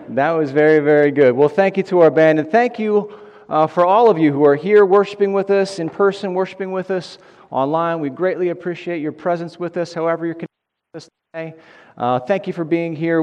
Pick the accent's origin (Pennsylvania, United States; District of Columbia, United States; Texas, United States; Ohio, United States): Pennsylvania, United States; Delco; I'm from Delco, and I'm working here at Bethlehem